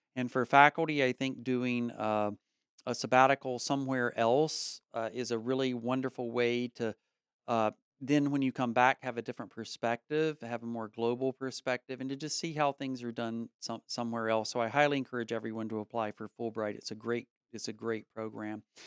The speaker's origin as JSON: {"language": "English", "town": "Statesville", "region": "North Carolina", "country": "United States", "said": "mine is nineteen sixty-three, Statesville, North Carolina"}